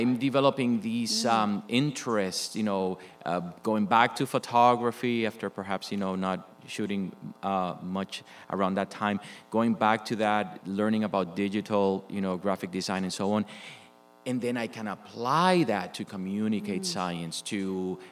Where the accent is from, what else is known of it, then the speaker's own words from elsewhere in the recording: Puerto Rico; moved away as an adult; also born or lived in Michigan; Was born and raised in Puerto Rico.